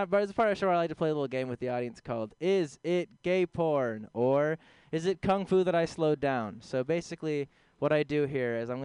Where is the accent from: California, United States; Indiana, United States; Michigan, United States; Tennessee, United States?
California, United States; San Francisco; I'm from here. I'm from San Francisco. Both of my parents are vegans. I was raised vegan